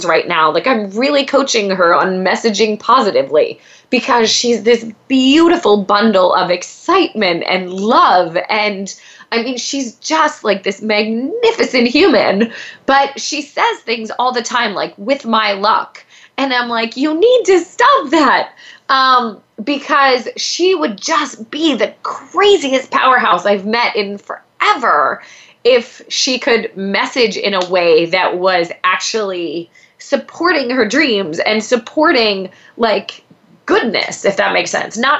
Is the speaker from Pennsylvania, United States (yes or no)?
yes; Pennsylvania, United States; now in Los Angeles, United States; I grew up in Pennsylvania